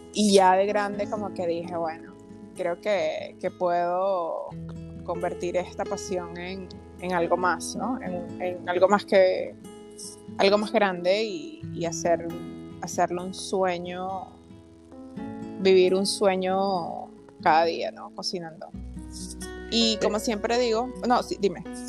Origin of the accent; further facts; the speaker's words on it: Caracas, Capital District, Venezuela; also born or lived in Maracaibo, Venezuela; nací en la ciudad de Maracaibo y de pequeñita me fui a Caracas con mis papás. Este, me crié básicamente en Caracas.